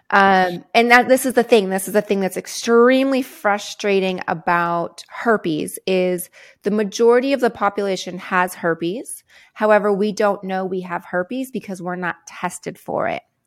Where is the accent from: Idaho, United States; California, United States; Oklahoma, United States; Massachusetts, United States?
California, United States; San Diego; I grew up in San Diego, California